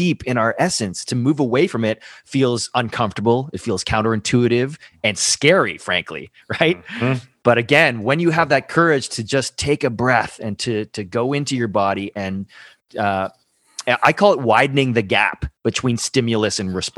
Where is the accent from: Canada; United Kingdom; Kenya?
Canada; Toronto, Ontario; moved away as an adult; now in Costa Rica; I was born and raised in Toronto, Canada, and total city boy